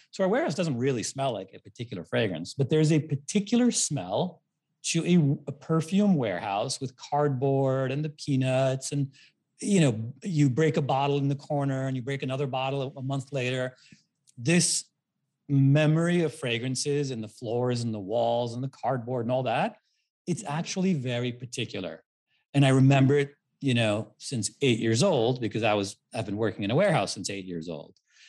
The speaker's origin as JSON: {"language": "English", "region": "New York", "country": "United States", "tie": "born or raised there", "said": "I love New York. I grew up in St. Mark's Square."}